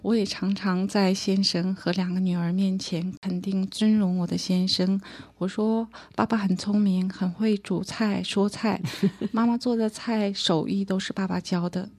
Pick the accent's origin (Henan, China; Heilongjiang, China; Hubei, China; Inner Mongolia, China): Heilongjiang, China; Harbin; accent: standard Mandarin; moved away as an adult; now in Taiwan; 我是大陆哈尔滨人，一九 九五年从哈尔滨嫁到台湾来，我在大陆没有什么信仰，来台湾因婆家是个大家庭